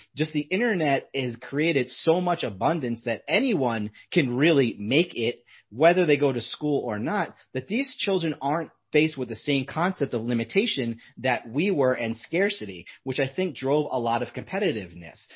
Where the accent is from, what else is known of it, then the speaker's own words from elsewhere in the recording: United States; also born or lived in Southern California; when we're American